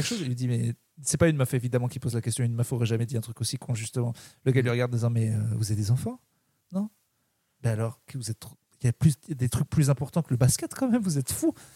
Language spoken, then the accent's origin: French; Clermont-Ferrand, Auvergne-Rhône-Alpes, France; Je suis de Clermont